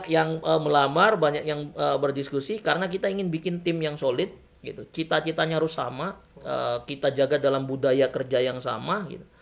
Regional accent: Banten, Indonesia; saya putra Banten lahir di Banten

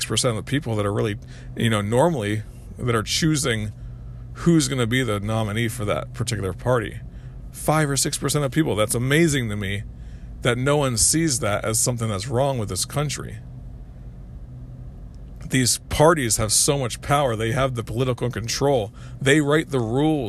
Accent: United States; as American people

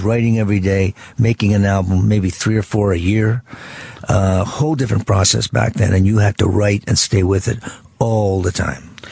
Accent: Ottawa, Ontario, Canada; from Ottawa

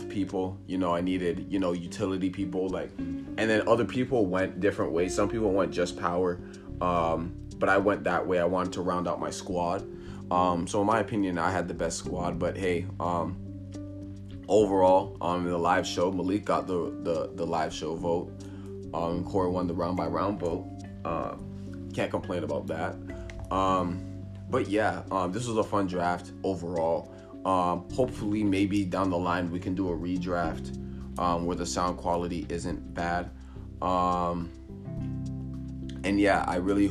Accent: Canada; I'm Canadian

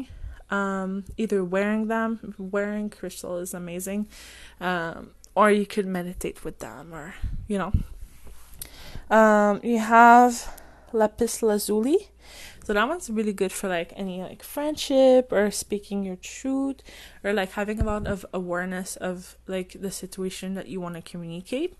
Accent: France; English is a second language; I'm French and English is not my first language

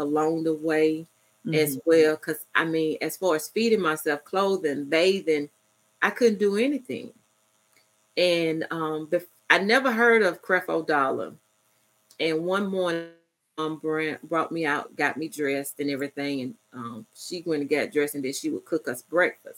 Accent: Ocala, Florida, United States; moved away; also born or lived in Albany, Georgia; I'm originally from Ocala, Florida

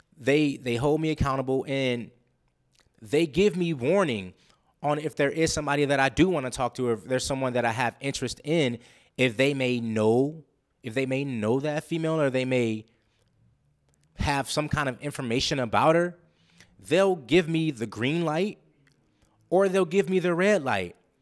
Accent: Los Angeles, California, United States; moved away; I'm from Los Angeles, California

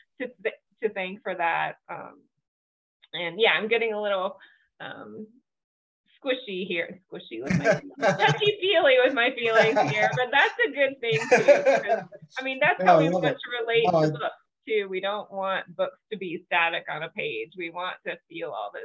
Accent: the South, United States; I grew up in the South and was Christian as well

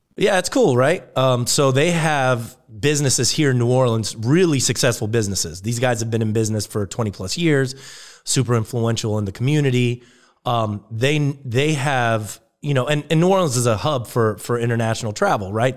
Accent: Germany; moved away; I grew up in Germany

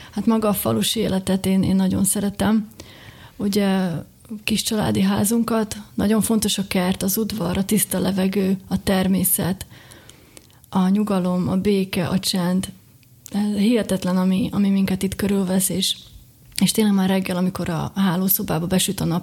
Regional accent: Malý Kamenec, Košice Region, Slovakia; also born or lived in Žilina / Bratislava; Ugye mind a ketten kiskövesdiek vagyunk, de volt egy olyan fordulat az én életemben, amikor ugye hazajöttem Pozsonyból, és akkor éreztem először, hogy ez az a hely, ahol ahol élni szeretnék, és ez az én otthonom.

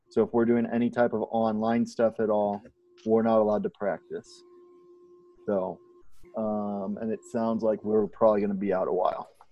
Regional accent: Southern Illinois, United States; now in Texas, United States; being from Southern Illinois, I am still from the South, although it's above the Mason Dixon line

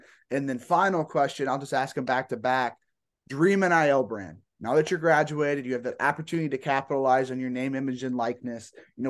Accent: LaGrange, Indiana, United States; I'm being from LaGrange, I'm pretty used to, you know, all those different RV factories as I'm going through.

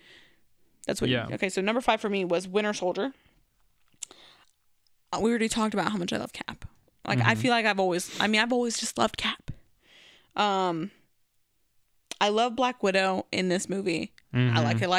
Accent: Philippines; I'm Filipino. I don't look super Asian, but I look a little bit of something. Islander, I would say.

